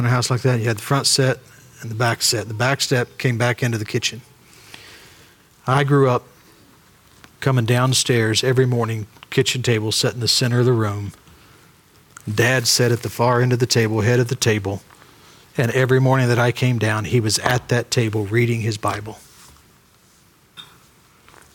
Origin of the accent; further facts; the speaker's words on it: Ironton, Ohio, United States; we grew up in Ironton, Ohio